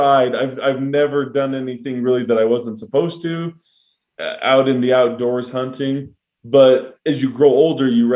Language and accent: English; Star Valley, Wyoming, United States; now in Utah, United States; I grew up in Star Valley, Wyoming. Grew up on a dairy farm and a ranch